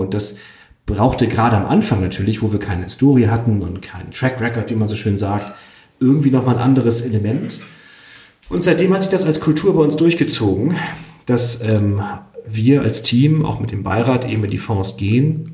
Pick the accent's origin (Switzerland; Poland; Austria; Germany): Switzerland; ich bin ja auch Schweizer